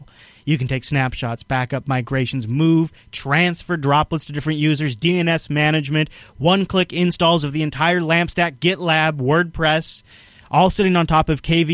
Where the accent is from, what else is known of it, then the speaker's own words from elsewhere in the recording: Microsoft's backyard, Washington, United States; I grew up in Microsoft's backyard.